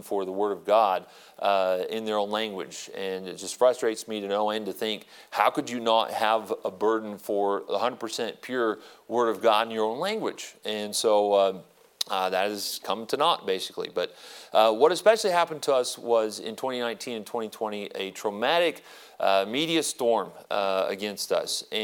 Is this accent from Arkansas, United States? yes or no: no; Prescott, Arizona, United States; moved away as an adult; also born or lived in Phoenix, Arizona; And so I was born here, born in Phoenix, and I was raised in Prescott